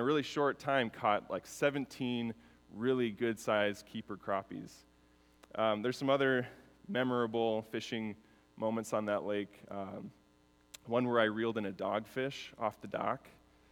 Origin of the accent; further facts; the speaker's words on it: Chicago, Illinois, United States; moved away as an adult; now in Minneapolis, United States; I grew up actually in Chicago and then moved to Minnesota later in life.